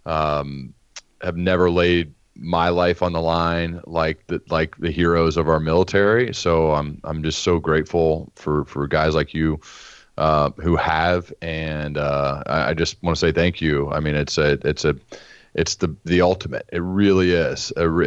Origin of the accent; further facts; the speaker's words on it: Dayton, Ohio, United States; I'm from Dayton, Ohio. That's where they had their bicycle shop, and that's where they started building their flying machine.